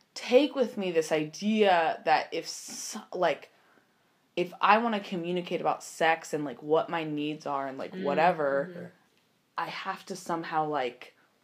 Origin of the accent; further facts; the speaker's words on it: Arkansas, United States; So I grew up in Arkansas.